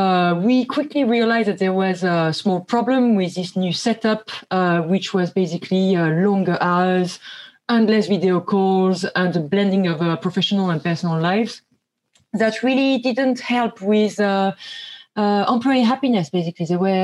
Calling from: London, United Kingdom

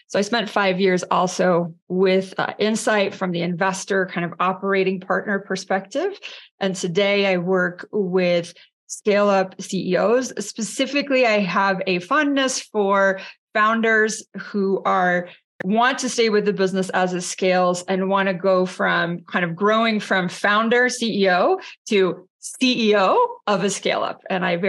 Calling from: San Francisco, California, United States; I am zooming in from San Francisco this morning.

